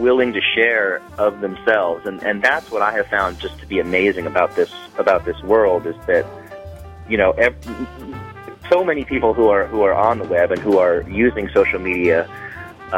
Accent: near San Francisco, California, United States; moved away; I grew up near San Francisco

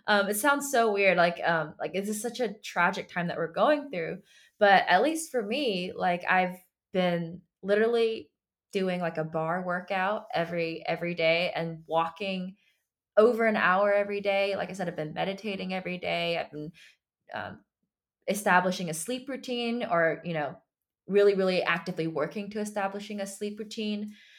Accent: United States; first language Chinese; I was born in America. My parents are from China. And when I was younger, I knew how to speak Chinese first

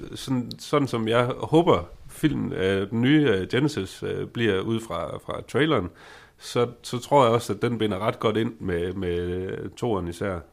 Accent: Denmark

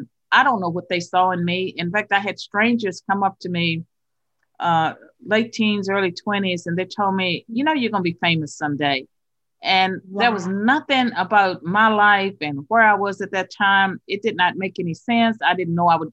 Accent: the South, United States; accent: Southern; my funny Southern accent

